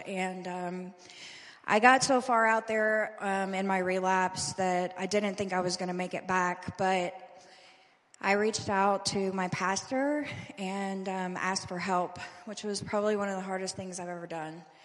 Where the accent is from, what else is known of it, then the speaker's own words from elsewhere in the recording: Louisville, Kentucky, United States; I'm originally from Louisville, Kentucky.